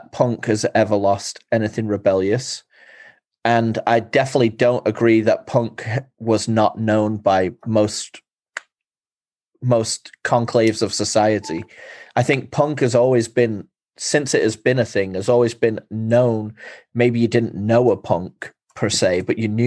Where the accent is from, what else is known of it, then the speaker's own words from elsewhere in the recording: England, United Kingdom; moved away; growing up in England